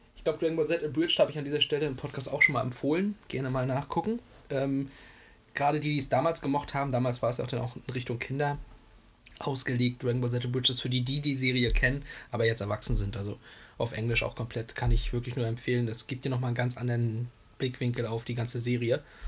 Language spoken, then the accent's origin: German; Greifswald, Mecklenburg-Vorpommern, Germany; hier bei uns in Kreiswald